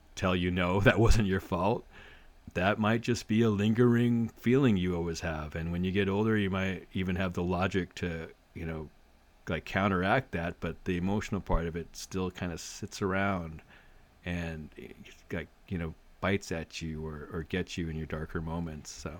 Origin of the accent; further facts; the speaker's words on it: Arcadia, California, United States; I grew up in Arcadia, which is, which at the time was very much, uh, the horse, sanity to horse-track driven economy